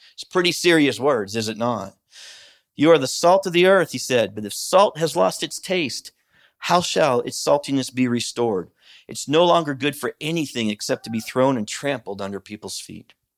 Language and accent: English; United States; I grew up in Christian America